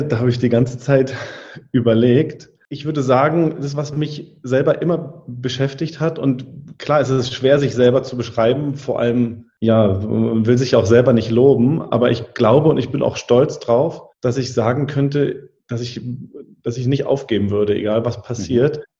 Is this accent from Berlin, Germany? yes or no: yes; Berlin, Germany; bin ja gebürtiger Berliner